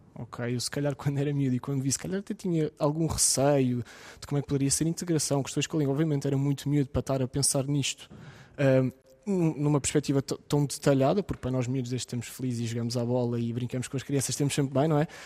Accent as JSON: {"language": "Portuguese", "country": "Ukraine", "moved": "yes", "lives_now": "Portugal", "said": "como ucraniano"}